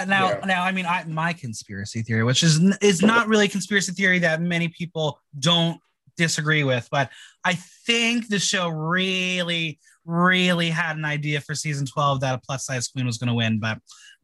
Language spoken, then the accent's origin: English; Mahwah, New Jersey, United States; I'm originally from New Jersey.